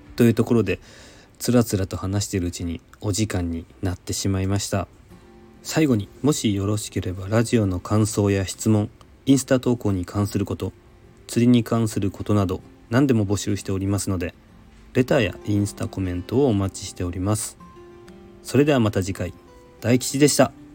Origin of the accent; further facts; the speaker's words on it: Nagasaki, Japan; now in Tokyo, Japan; 私の出身の長崎